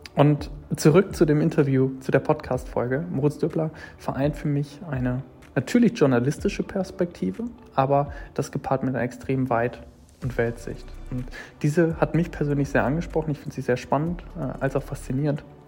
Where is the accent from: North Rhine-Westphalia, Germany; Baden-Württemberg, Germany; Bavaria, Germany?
North Rhine-Westphalia, Germany; near Bielefeld; Ich bin in der Nähe aufgewachsen, Nähe Bielefeld